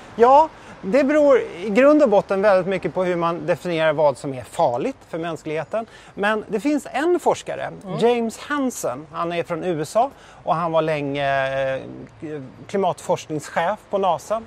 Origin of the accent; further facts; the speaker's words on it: Sweden; moved away; hem till Sverige